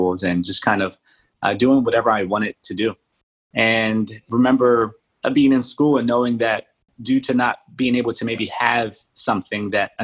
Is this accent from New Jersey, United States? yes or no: yes; Atlantic City, New Jersey, United States; also born or lived in Dover, New Jersey / Colombia; I came back when I was in second grade. I remember coming back to Atlantic City, New Jersey. And that's where I remember my childhood happening.